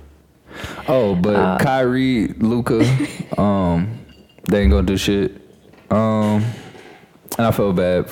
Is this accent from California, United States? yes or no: yes; California, United States; I wasn't born in Louisiana. I was born in California